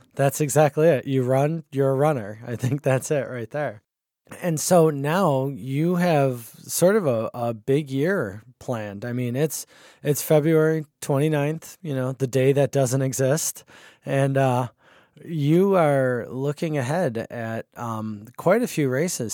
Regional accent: Buffalo, New York, United States; moved away as an adult; now in Rochester, United States; I grew up in Buffalo too, and then I came up here for college and never left as well

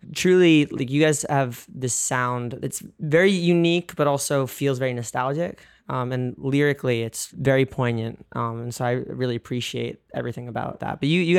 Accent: New York, United States; born or raised there

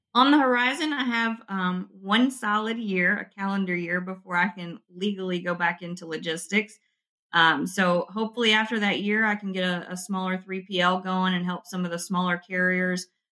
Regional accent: West Kentucky, United States; I'm from West Kentucky where we have the lakes, and every winter it was kind of the the seniors' thing to go jump in the ice water

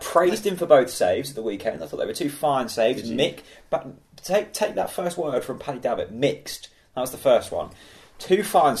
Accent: Norfolk, East of England, United Kingdom; We're from Norfolk

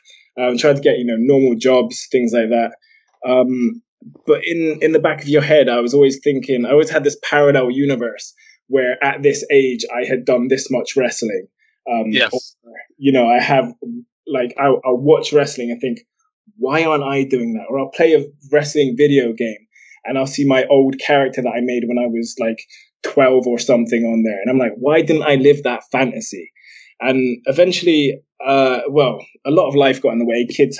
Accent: Bristol, South West England, United Kingdom; accent: mongrel accent that nobody can quite place; I'm actually from Bristol in England.

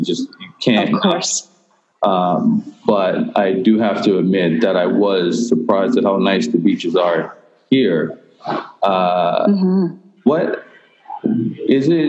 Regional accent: Bermuda; I'm from Bermuda

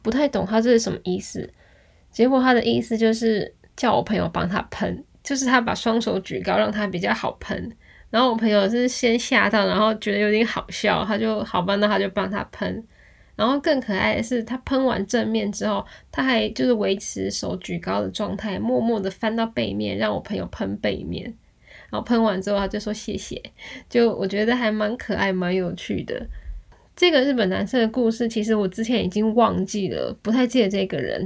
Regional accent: Taiwan; moved away as an adult; also born or lived in Kyoto, Japan; 我们是台湾来的啊，然后我们是来打工度假的

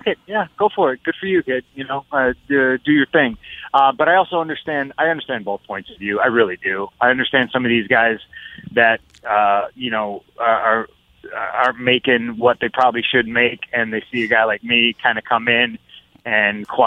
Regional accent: Chicago, Illinois, United States; Chicago, my hometown

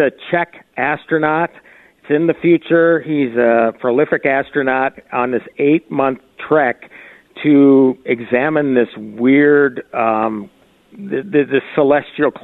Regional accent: Minnesota, United States; I was from Minnesota

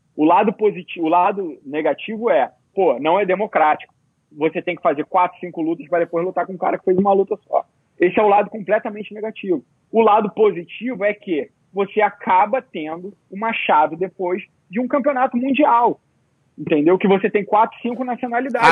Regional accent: Brazil; moved away; also born or lived in Abu Dhabi; eu sou brasileiro

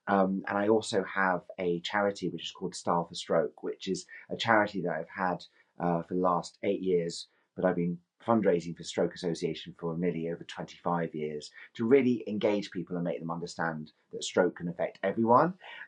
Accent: Edinburgh, Scotland, United Kingdom; accent: Scottish; also born or lived in London; now in Rye, United Kingdom; I am from Scotland. You can't tell by my very strong Scottish accent, but I do. I am from Edinburgh. And I lived in London for many, many years.

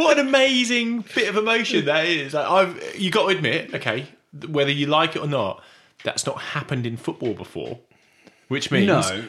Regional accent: Oxford, South East England, United Kingdom; I said, Oxford.

